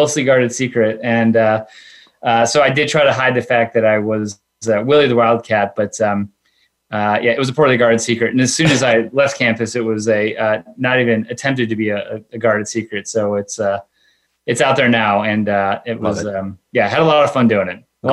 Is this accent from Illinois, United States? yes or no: yes; Chicago, Illinois, United States; I come from the suburbs of Chicago, youngest of three kids, went to Northwestern University.